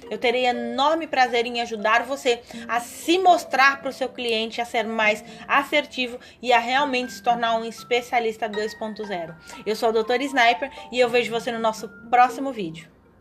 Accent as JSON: {"language": "Portuguese", "region": "São Paulo", "country": "Brazil", "moved": "yes", "said": "eu venho de São Paulo"}